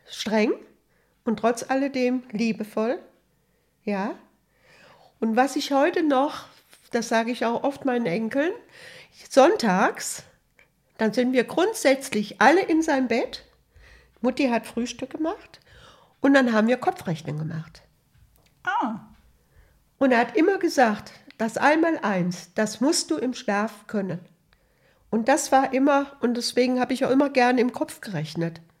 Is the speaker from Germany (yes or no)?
yes; Hessisch Lichtenau, Hesse, Germany; samstags abends, da war ja bei uns in Hessisch-Lichtenau, da war das Kino und da war ein ganz großer Tanzsaal und da gab es auch immer Musik, eine Musikbox